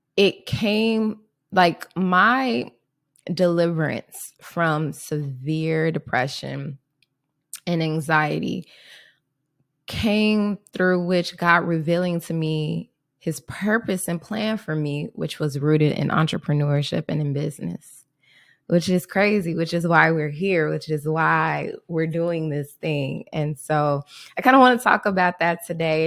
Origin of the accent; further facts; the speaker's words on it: Chicago, Illinois, United States; I grew up, um, Southside Chicago